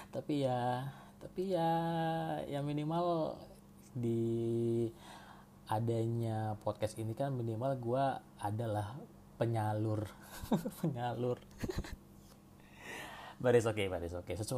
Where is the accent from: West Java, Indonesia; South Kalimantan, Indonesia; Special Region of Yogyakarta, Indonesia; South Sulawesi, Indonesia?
West Java, Indonesia; Cirebon; now in Jakarta, Indonesia; gue asli dari Cirebon dan harusnya sih sekarang gue stay di Jakarta karena kan kerjaan gue di Jakarta juga cuma sekarang gue lagi ada di rumah di rumah gue Cirebon